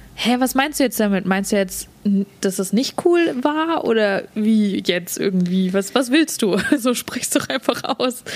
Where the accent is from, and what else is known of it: Germany; born or raised there; moved away as an adult; now in Vancouver, Canada